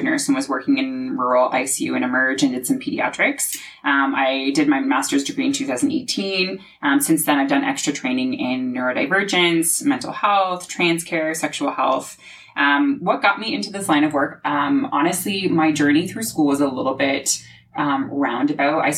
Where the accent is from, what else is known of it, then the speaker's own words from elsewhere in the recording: Aylmer, Ontario, Canada; when I was growing up in Almer